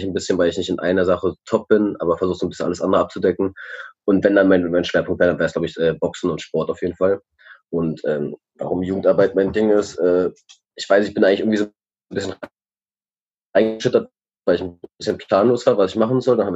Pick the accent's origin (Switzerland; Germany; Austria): Germany; Berlin; born there; ich bin 26, äh, ich bin in Reinigendorf geboren